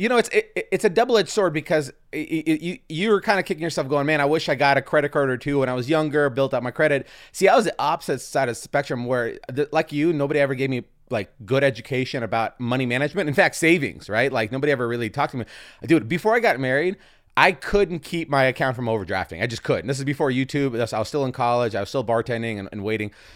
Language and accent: English; Seattle, Washington, United States; I grew up in Seattle